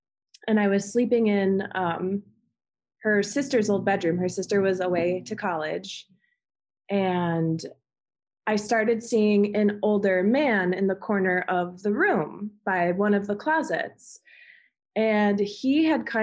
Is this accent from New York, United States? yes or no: yes; Amherst, New York, United States; moved away; also born or lived in Alabama; I grew up in Amherst, New York